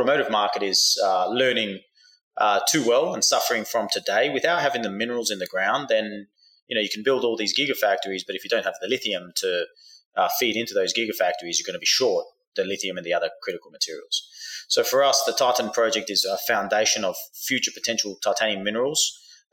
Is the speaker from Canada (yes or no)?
no; Australia; now in United States; I grew up in Australia, but I live in the United States now.